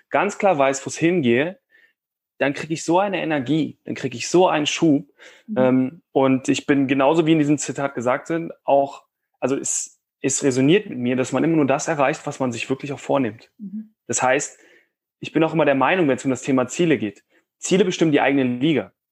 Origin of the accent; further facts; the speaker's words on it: Cologne, North Rhine-Westphalia, Germany; ich komme ja ursprünglich aus Köln und bin so ein kleiner Optimist.